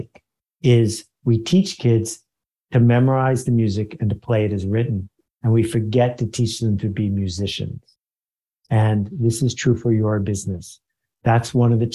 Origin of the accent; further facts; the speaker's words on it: Buffalo, New York, United States; moved away as an adult; also born or lived in Boston; I grew up in Buffalo, New York.